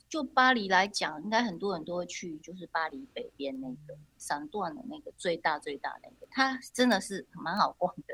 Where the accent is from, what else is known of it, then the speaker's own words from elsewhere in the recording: Taiwan; moved away; also born or lived in France; 我就在台湾